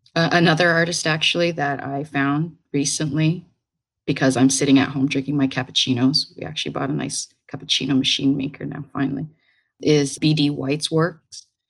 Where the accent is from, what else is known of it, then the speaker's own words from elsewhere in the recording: Brantford, Ontario, Canada; moved away as an adult; also born or lived in Hamilton, Canada / Manchester, England; now in New York, United States; I grew up in Brantford, Ontario. It's a little town in Ontario, Canada